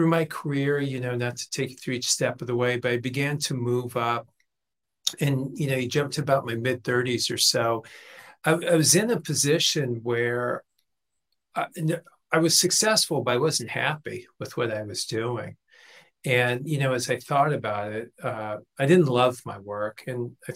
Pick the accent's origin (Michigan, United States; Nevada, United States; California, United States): California, United States; Los Angeles; I grew up in Los Angeles, 16, moved out, hadn't finished high school